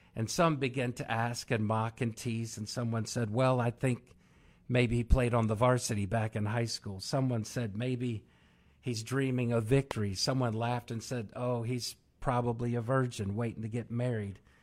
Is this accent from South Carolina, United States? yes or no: no; Maryland, United States; I'm from Maryland